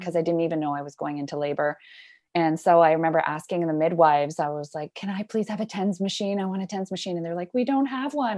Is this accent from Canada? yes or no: yes; Squamish, British Columbia, Canada; particularly in my hometown in Squamish